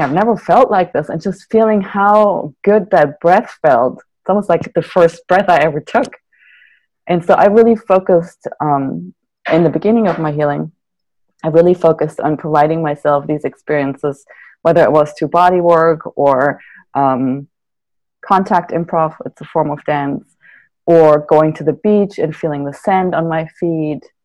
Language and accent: English; Germany; now in Santa Barbara, United States; I'm from Germany originally. So all my family is still in Germany. I live in Santa Barbara.